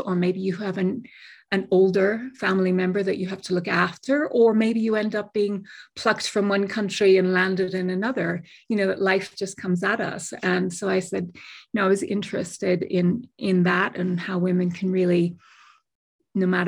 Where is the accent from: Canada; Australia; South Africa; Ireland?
Ireland; Dublin, Leinster; moved away as an adult; also born or lived in United Kingdom / Miami, Florida; now in New Mexico, United States; I was originally from Dublin, spent 17 years in the UK.